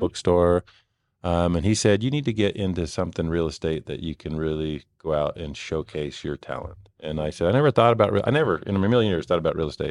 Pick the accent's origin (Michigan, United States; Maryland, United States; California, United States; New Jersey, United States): California, United States; Bay Area; moved away as an adult; also born or lived in Mexico; now in Utah, United States; Originally, um, from California, from the Bay Area